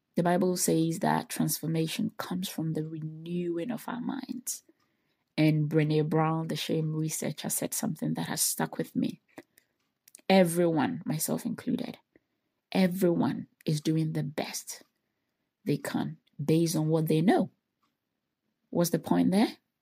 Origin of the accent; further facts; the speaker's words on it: Ghana; moved away as an adult; also born or lived in United States; I was born and raised in Ghana